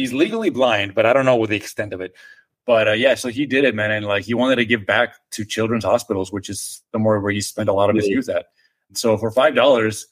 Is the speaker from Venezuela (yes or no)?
no; Nuevo Laredo, Tamaulipas, Mexico; English is a second language; moved away as an adult; now in Austin, United States; I grew up in Mexico for the first 18 years of my life